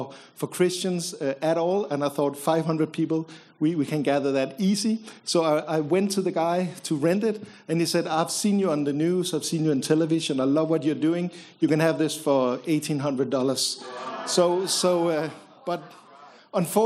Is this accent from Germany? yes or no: no; Copenhagen, Capital Region of Denmark, Denmark; My wife and I grew up in Copenhagen